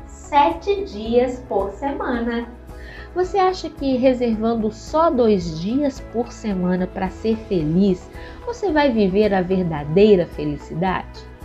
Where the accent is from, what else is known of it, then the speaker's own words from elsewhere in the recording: Belo Horizonte, Minas Gerais, Brazil; Eu sou mineira de Belo Horizonte